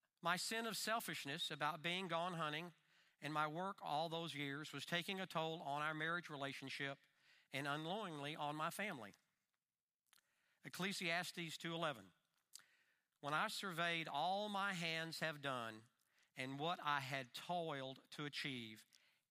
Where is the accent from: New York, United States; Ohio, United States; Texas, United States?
Texas, United States; Dallas; Growing up in Dallas back in the 50s